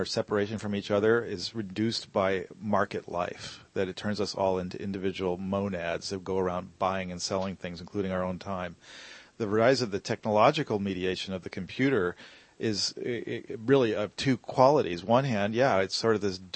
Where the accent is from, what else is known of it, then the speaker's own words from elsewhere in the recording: San Francisco, California, United States; I'm from San Francisco